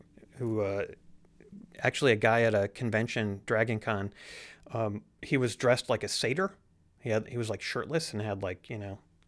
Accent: Madison, Wisconsin, United States; Yes. They're from Milwaukee, we're from Madison.

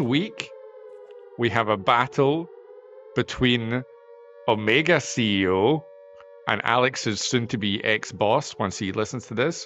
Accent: United Kingdom; I come from Britain. We're the land of bad, bad teeth

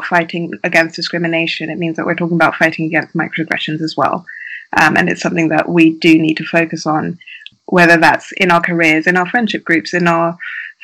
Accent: United Kingdom; I am a Black woman who grew up in the UK

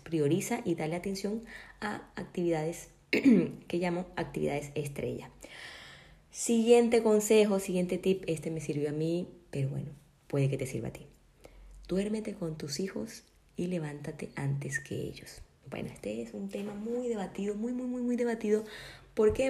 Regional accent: Colombia; now in Ecuador; yo por ejemplo vivo acá en Ecuador, yo soy de Colombia, no tengo a mi familia

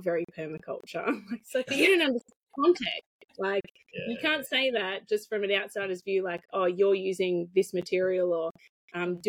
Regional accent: Hunter Valley, New South Wales, Australia; I'm from the Hunter Valley

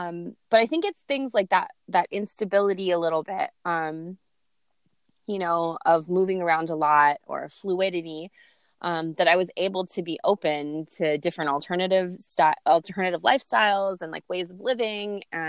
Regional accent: California, United States; born there; also born or lived in Lanai, Hawaii; I was born in California. I moved from LA, which is like big bustling city, to a tiny little island called Lanai

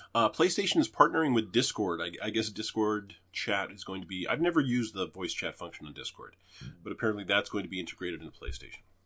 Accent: Canada; moved away; there was a time when we were the greenest city in Canada

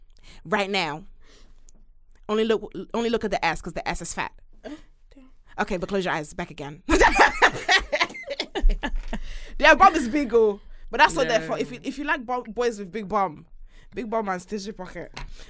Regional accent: Nigeria; I always say, if I wasn't Nigerian, I'd be Jamaican 100%.

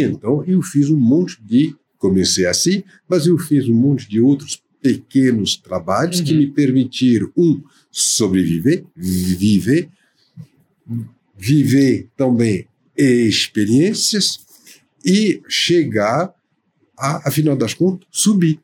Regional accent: Paris, Île-de-France, France; Portuguese is a second language; moved away as an adult; also born or lived in São Paulo, Brazil; now in Brazil; de origem francesa, né? Uhum. nascida na França

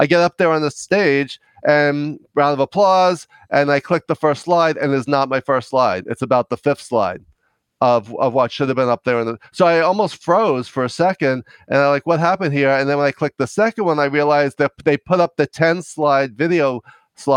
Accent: New York, United States; also born or lived in Los Angeles; I'm from New York. You may be able to tell from my accent

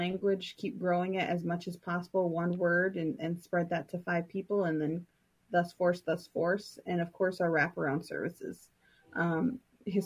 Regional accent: Lower Sioux, Minnesota, United States; I'm from Lower Sioux

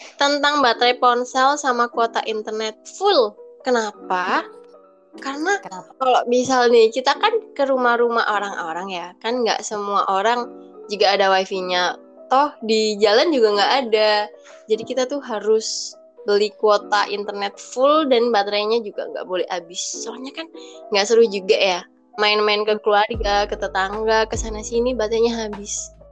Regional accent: Malang, East Java, Indonesia; aku orang Malang

